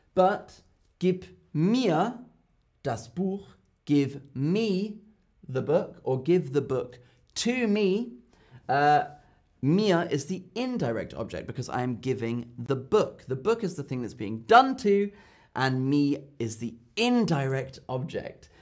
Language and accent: English; London, United Kingdom; I'm from London, but my mum is German. So that's why I speak German and I feel German. I'm half German, half British